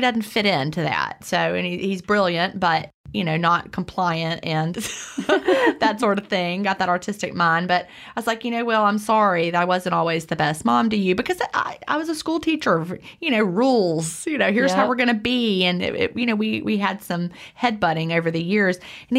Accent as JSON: {"language": "English", "town": "Lynchburg", "region": "Virginia", "country": "United States", "tie": "born or raised there", "said": "I grew up out outside of Lynchburg, Virginia in the mountains, and we would go on like field trips to Williamsburg."}